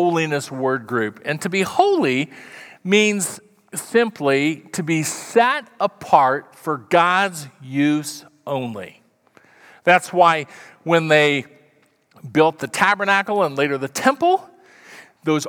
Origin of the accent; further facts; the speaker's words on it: Council Bluffs, Iowa, United States; moved away; I grew up in Council Bluffs, Iowa. Not a nice place, but it was home.